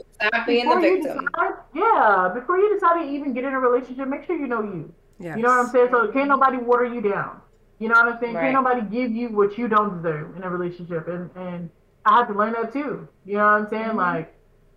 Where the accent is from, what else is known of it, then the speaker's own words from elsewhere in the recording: Texas, United States; moved away; I'm from, originally from Texas